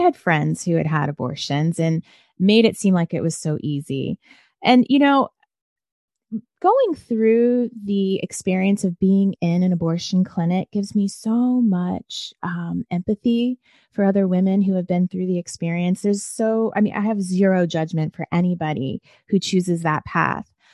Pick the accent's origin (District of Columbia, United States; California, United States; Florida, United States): District of Columbia, United States; Washington; born or raised there; moved away; also born or lived in Nashville, Tennessee / rural Maryland